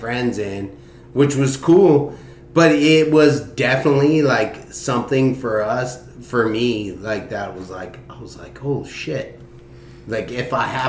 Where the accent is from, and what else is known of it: Corona, California, United States